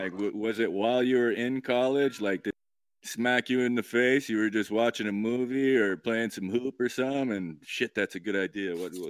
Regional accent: Idaho, United States; moved away; you're an Idaho boy like me, right?

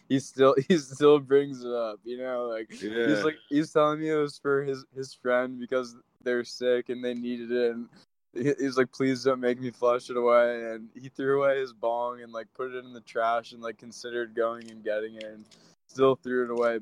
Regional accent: Maryland, United States; I grew up on the East Coast, though. So I grew up in Maryland.

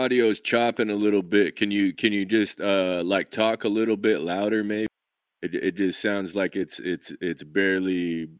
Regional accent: Idaho, United States; growing up in Idaho

